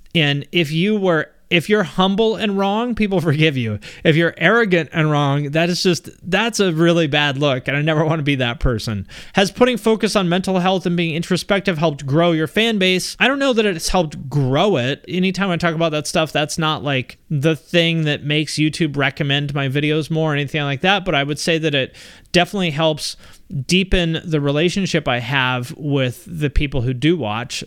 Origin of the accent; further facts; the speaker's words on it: Seattle, Washington, United States; also born or lived in Cleveland; I grew up in the Seattle area